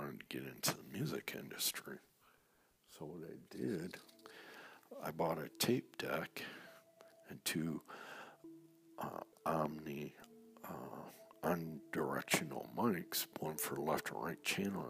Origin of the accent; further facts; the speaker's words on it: Saginaw, Michigan, United States; also born or lived in East Lansing, Michigan; Started a band back in my hometown, Saginaw, Michigan